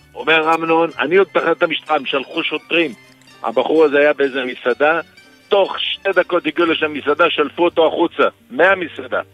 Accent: Tel Aviv, Tel Aviv District, Israel; אצלנו בתל אביב

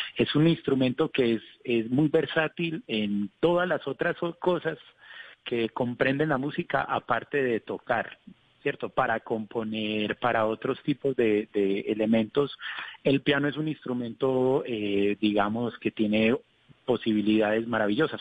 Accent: Colombia; como colombiano

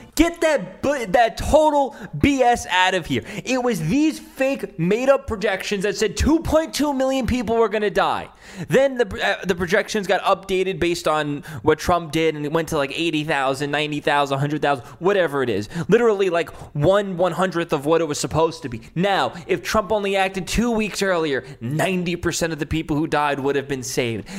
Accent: New York City, New York, United States; moved away; my hometown in Staten Island

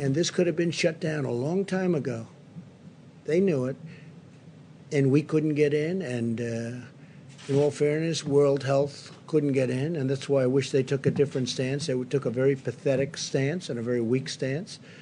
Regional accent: New York City, New York, United States; a certain hospital right near where I grew up in Queens

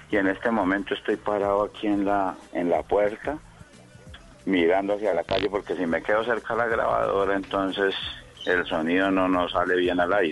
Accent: El Castillo, Meta, Colombia; moved away; also born or lived in Bogotá; Yo soy nacido en el llano, en el Castillo Meta, pero con sangre santanderiana, santandereana

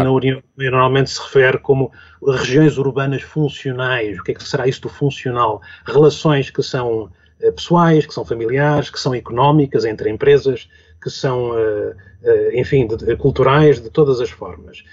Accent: Lisbon, Portugal; um Lisboeta de gema, enfim, de gema quer dizer, eu vim para Lisboa com dois anos

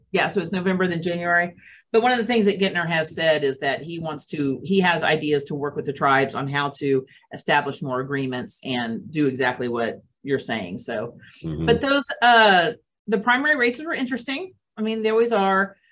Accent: United States; as an American

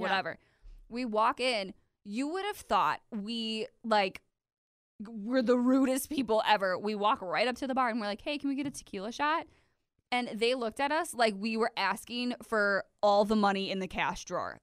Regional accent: De Pere, Wisconsin, United States; we're from De Pere

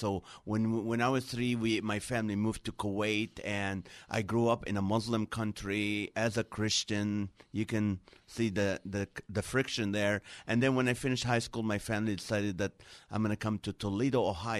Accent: Nazareth, Northern District, Israel; now in Los Angeles, United States; Originally, I was born in Nazareth, Israel.

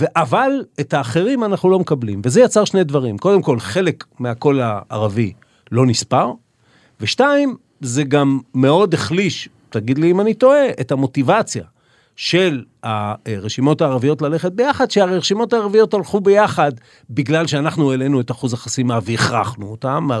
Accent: Israel; אנחנו שנולדנו פה, כמו שאתה אומר, שאנחנו מהמקום הזה ואנחנו גדלנו בתוכו

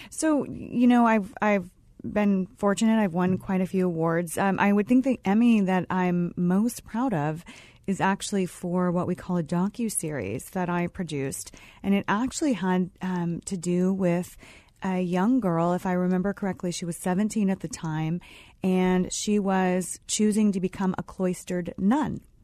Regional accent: Los Angeles, California, United States; moved away as an adult; I grew up in Los Angeles

